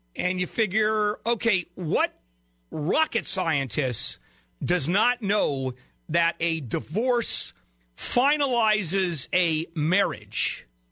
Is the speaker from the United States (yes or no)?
no; Brazil; moved away; I was born in Brazil, and when I was growing up there